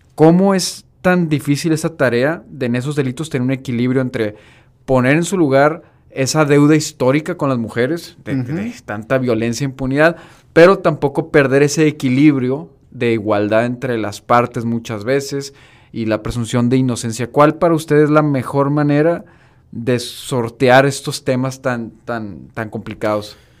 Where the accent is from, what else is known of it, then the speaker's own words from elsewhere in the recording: Mexico; como mexicano